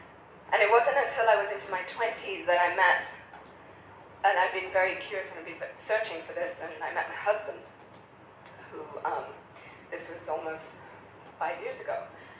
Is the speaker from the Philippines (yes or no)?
no; Pakistan; English is a second language; also born or lived in Kuwait / Oman / Dubai; now in United Kingdom; I'm from Pakistan, but I grew up in Kuwait and Oman and Dubai. And then I moved to London and lived in many different countries, many different cultures.